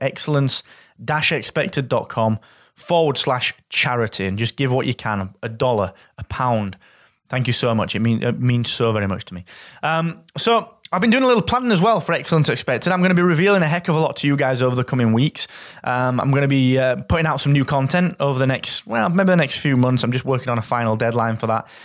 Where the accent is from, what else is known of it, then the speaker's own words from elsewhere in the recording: Yorkshire and the Humber, United Kingdom; As a Yorkshireman